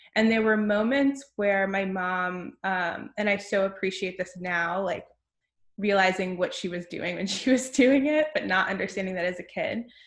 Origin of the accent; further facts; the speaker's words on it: Lisle, Illinois, United States; I grew up outside Chicago, about 30 minutes outside of the city, in a town called Lisle